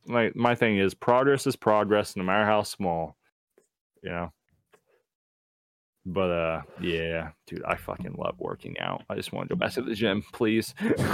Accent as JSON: {"language": "English", "region": "Texas", "country": "United States", "said": "And the thing is, I'm from Texas, so I've had an accent, you can hear it when I say accent"}